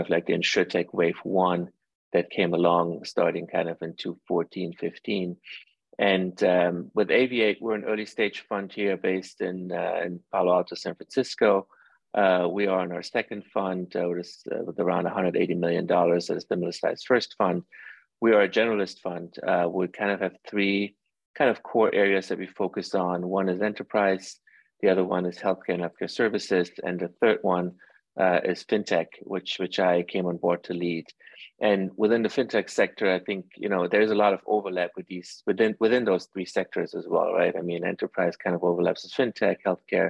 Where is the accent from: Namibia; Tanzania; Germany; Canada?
Germany; moved away; also born or lived in Iran; I grew up actually in Europe. I grew up in Germany most of my life. I was born in Iran.